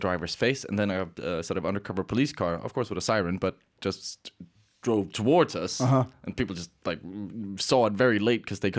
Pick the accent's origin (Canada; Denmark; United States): Denmark; I'm Danish.